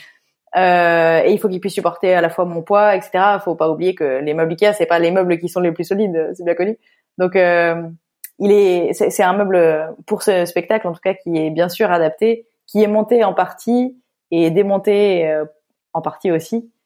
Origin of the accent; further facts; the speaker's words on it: Lille, Hauts-de-France, France; je viens de Lille